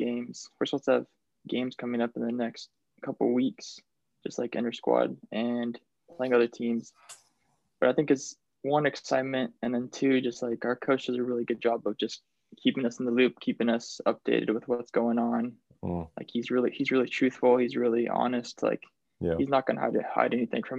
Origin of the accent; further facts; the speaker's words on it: Colorado, United States; moved away as an adult; now in Seattle, United States; I grew up in Colorado, and then moving here